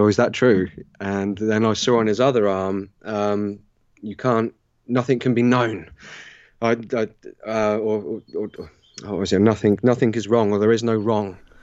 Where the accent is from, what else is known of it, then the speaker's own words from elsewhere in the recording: Southampton, South East England, United Kingdom; Southern England, uh, Southampton in the U K.